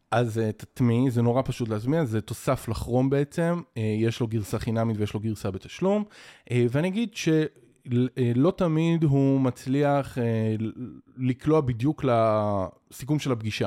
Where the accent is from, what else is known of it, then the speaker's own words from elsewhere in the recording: Israel; אנחנו כישראלים